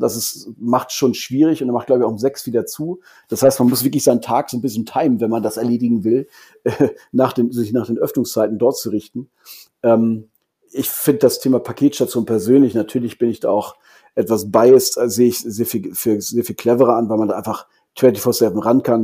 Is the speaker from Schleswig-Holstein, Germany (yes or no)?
yes; Kiel, Schleswig-Holstein, Germany; also born or lived in Hamburg; now in Frankfurt, Germany; als gebürtiger Kieler